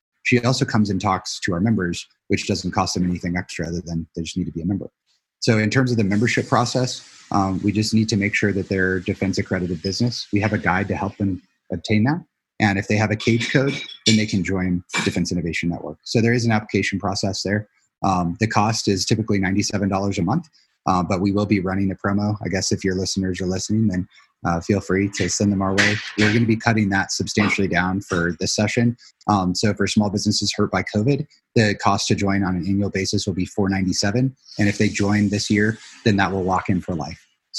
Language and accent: English; Illinois, United States; also born or lived in Tucson, Arizona; I was their child from, you know, from Arizona, and I was born in Tucson. So when we moved back to Illinois, which is where my mom is from